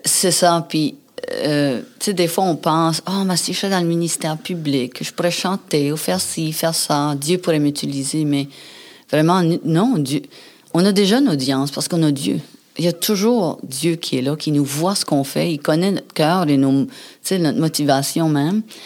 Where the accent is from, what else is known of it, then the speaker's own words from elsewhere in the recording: New Brunswick, Canada; moved away; je viens du Nouveau-Brunswick